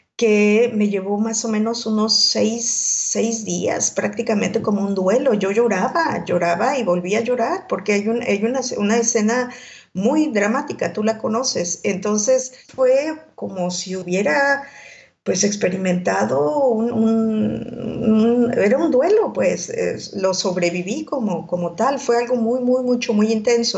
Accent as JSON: {"language": "Spanish", "country": "Mexico", "also_born_or_lived": "Mozambique"}